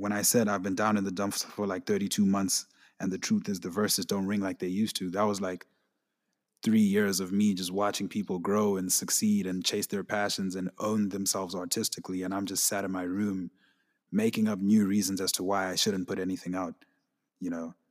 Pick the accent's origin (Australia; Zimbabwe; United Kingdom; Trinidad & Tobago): Zimbabwe; I'm from Zimbabwe, so, like, a lot of the things that go on in my country